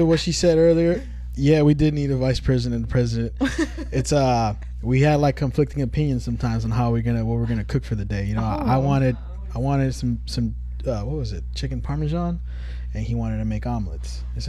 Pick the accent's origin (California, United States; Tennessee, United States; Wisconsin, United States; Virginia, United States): California, United States; Richmond